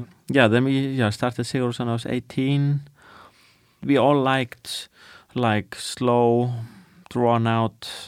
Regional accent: Iceland; growing up in Iceland, where it's like dark and depressing 9 months of the year and cold

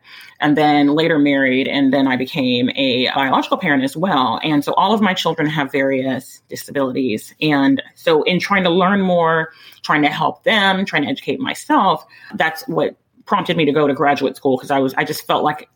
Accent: Texas, United States; born or raised there; also born or lived in Midwest, United States

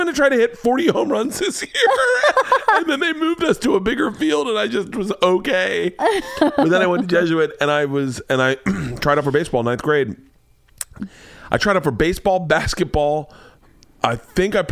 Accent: Florida, United States; I grew up in Florida.

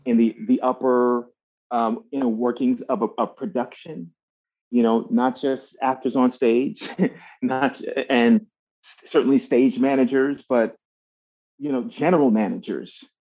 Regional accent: Miami, Florida, United States; I grew up in Miami, Florida

